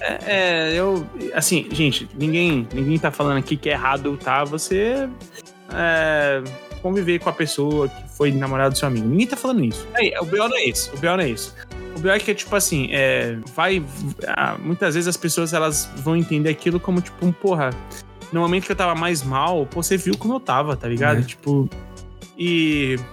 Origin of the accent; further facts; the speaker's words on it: São Paulo, Brazil; como paulista